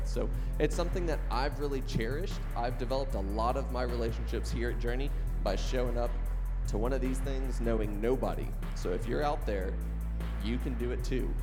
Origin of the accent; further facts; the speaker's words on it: the South, United States; we're from the South